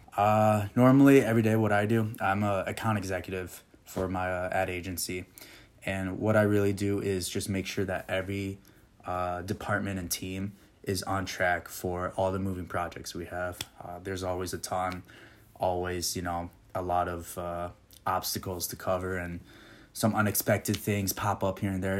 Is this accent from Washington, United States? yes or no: no; Okemos, Michigan, United States; moved away as an adult; also born or lived in Puerto Rico; now in Nashville, United States; I was originally born and raised in Puerto Rico, and then moved over to Okemos, Michigan when I was little